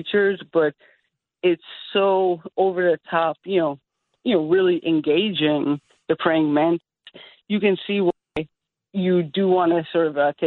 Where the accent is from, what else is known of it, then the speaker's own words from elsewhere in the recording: Long Island, Suffolk County, New York, United States; I grew up in Long Island in Suffolk County